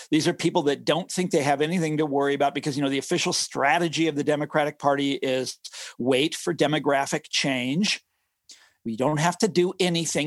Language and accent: English; Johnson County, Kansas, United States; I grew up in Johnson County, Kansas. This is the affluent suburbs